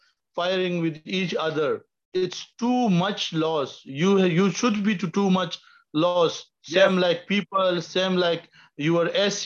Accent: Pakistan; now in United Arab Emirates; I'm basically from Pakistan, but here living UAE.

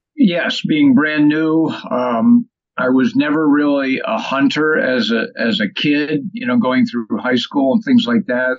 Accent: Delmar, New York, United States; also born or lived in Syracuse, New York; I'm originally from up here around Albany, from Delmar, New York. I lived probably half time in Syracuse

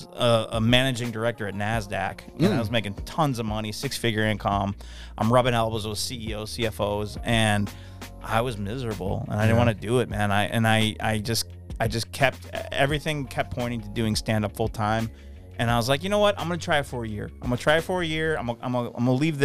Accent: New York, United States; I'm from New York

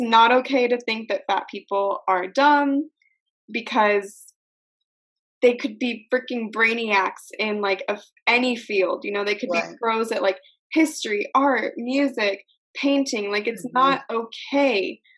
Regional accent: United States; I'm from America

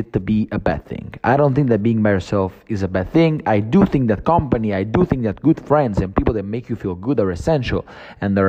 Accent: Naples, Campania, Italy; moved away as an adult; also born or lived in Rome; I came back to Naples, which is basically my hometown

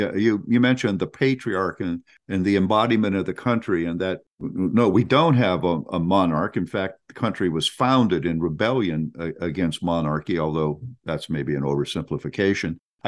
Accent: Canton, Ohio, United States; in my hometown of Canton, Ohio, there is a massive McKinley Monument.

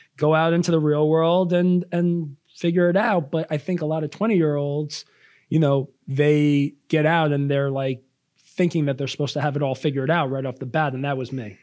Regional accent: Long Island, New York, United States; I am from Long Island, New York

